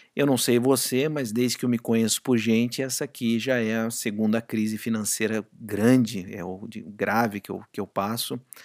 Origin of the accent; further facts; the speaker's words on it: Brazil; moved away as an adult; quando eu saí do Brasil e fui trabalhar fora, é, meu salário praticamente quadriplicou